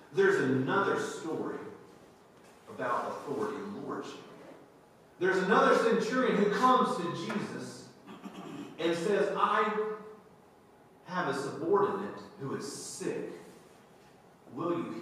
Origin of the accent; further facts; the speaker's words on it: Alabama, United States; growing up in Alabama, we fished a lot